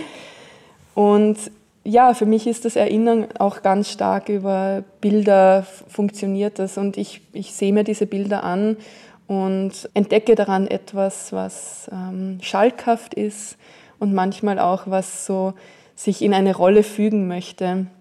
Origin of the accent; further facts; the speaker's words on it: Austria; Ich bin ja in den Bergen aufgewachsen